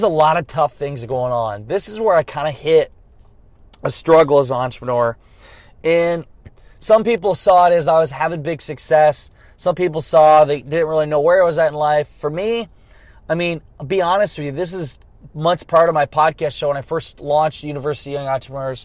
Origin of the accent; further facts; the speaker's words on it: Garnavillo, Iowa, United States; also born or lived in Dubuque, Iowa; I was living in Dubuque, Iowa, which is an hour from my hometown, Garnavillo